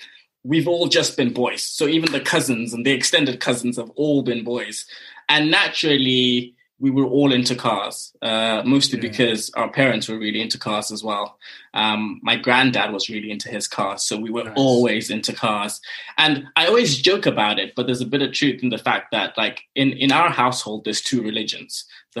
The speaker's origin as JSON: {"language": "English", "country": "Zimbabwe", "tie": "born or raised there", "moved": "yes", "said": "growing up in Zim, for us, we didn't have a lot of on-track motorsport."}